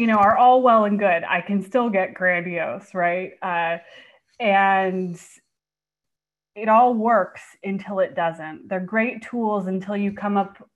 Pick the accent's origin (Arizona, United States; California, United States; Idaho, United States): California, United States; Bay Area; now in Portland, United States; I actually live in Portland now, but I'm from the Bay Area.